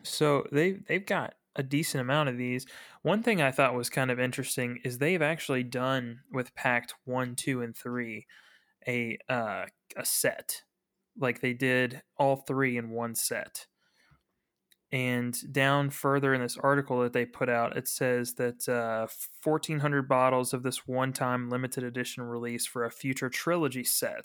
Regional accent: Frankfort, Kentucky, United States; I'm from Frankfurt

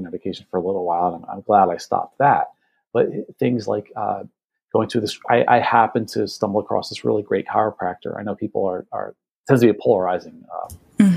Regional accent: New Jersey, United States; I'm here in the Northeast. I'm from New Jersey

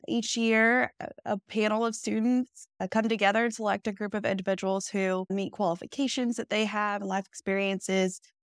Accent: Fishers, Indiana, United States; I was born and raised in Fishers, Indiana

